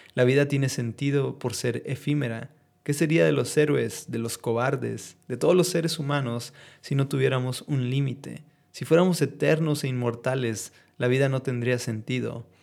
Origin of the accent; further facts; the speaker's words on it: northern Mexico, Mexico; son parte de nuestras raíces como mexicanos